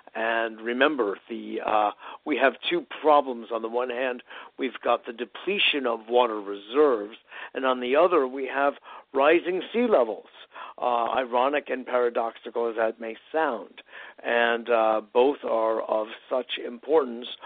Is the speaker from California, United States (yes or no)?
no; Connecticut, United States; when I was a teenager growing up in Connecticut.